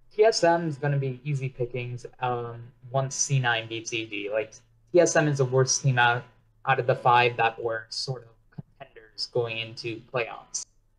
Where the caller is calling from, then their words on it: New York, United States; Oh, I'm calling from New York.